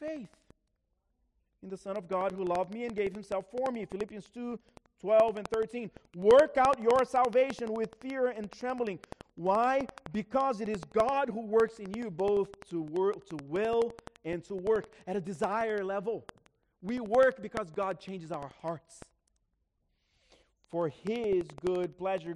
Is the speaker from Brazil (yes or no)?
yes; Brazil; moved away; I grew up in Brazil.